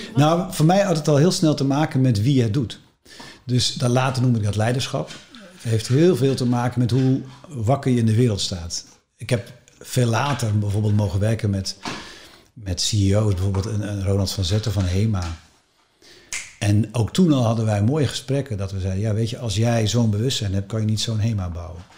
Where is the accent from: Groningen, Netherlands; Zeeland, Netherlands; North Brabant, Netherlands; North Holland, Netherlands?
North Holland, Netherlands; West Friesland; ik kom uit West-Friesland, dat is een hartstikke mooi deel van Nederland.